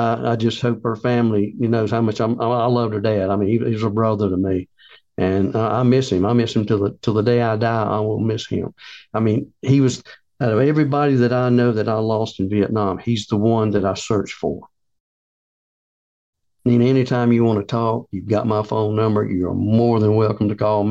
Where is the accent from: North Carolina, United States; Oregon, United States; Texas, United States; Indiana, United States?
North Carolina, United States; I'm from North Carolina